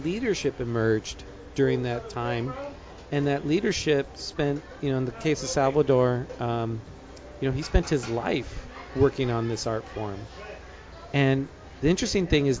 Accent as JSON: {"language": "English", "town": "Escondido", "region": "California", "country": "United States", "tie": "born or raised there", "moved": "yes", "lives_now": "San Diego, United States", "said": "I grew up in Escondido"}